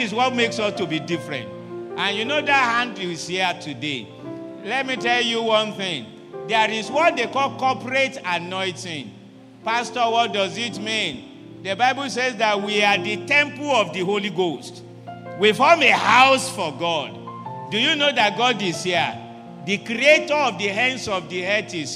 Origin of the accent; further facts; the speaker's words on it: Ibadan, Oyo, Nigeria; English is a second language; Sometimes I speak Yoruba and they will discover that I'm from Ibadan